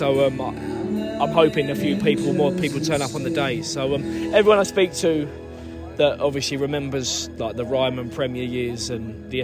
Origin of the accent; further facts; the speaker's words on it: Maidstone, South East England, United Kingdom; it's my hometown club